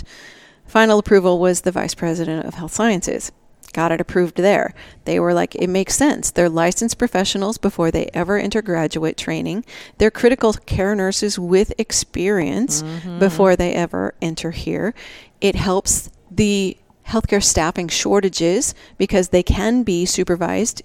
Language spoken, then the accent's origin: English; Nebraska, United States; moved away as an adult; also born or lived in Maine; now in Tucson, United States; I grew up in Nebraska